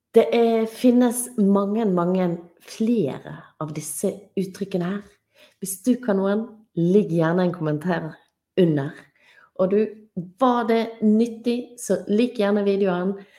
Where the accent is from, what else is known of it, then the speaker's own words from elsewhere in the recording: Norway; jeg er norsk